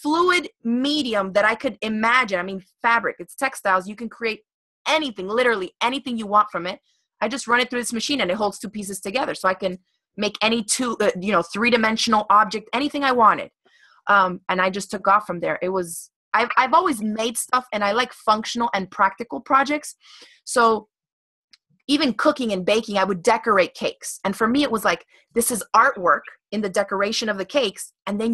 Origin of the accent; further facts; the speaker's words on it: Miami, Florida, United States; I grew up in Miami, Florida